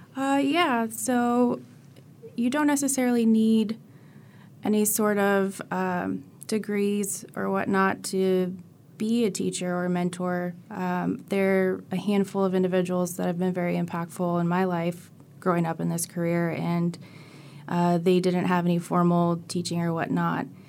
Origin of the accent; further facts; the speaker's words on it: California, United States; moved away as an adult; now in Florida, United States; I'm actually from California, and they had a job posting at U F, and that's how I g, ended up here